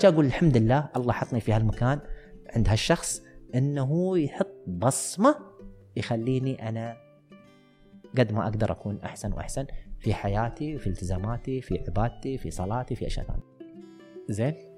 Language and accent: Arabic; United Arab Emirates; عندنا في الإمارات